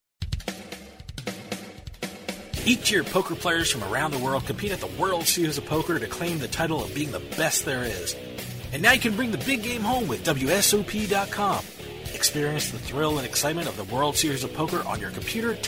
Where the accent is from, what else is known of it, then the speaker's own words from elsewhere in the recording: New Jersey, United States; born and bred in Jersey like me